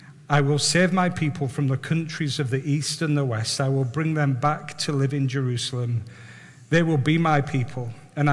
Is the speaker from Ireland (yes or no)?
no; Barrow-in-Furness, North West England, United Kingdom; I was brought up in Barrow, brought up in Hinepool